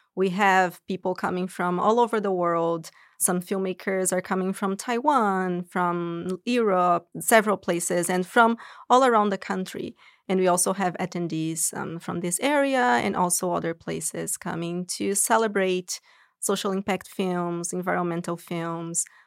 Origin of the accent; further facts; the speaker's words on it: São Paulo, Brazil; moved away as an adult; now in United States; I'm originally from Brazil, São Paulo, and I moved here to go to grad school